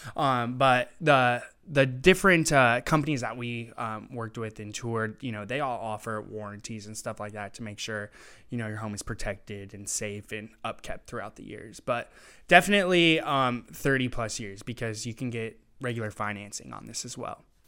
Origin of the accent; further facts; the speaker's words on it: Tri-Cities, Washington, United States; I was born and raised in the Tri Cities, so I really want to reshape where I'm from